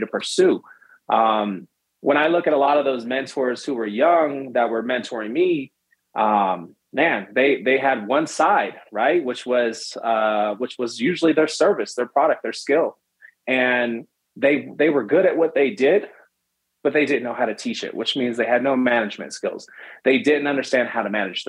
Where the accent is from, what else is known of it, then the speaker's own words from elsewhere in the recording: San Francisco, California, United States; I was born in San Francisco, California, raised in the Bay Area